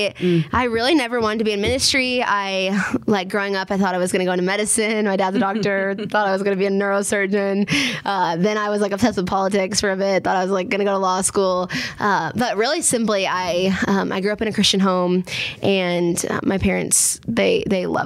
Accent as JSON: {"language": "English", "region": "Minnesota", "country": "United States", "tie": "born or raised there", "moved": "yes", "lives_now": "Waco, United States", "said": "growing up in Minnesota"}